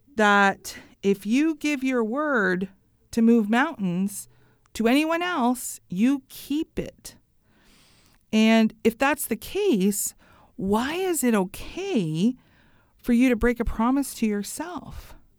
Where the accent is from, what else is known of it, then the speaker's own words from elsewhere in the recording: Canada; I love being Canadian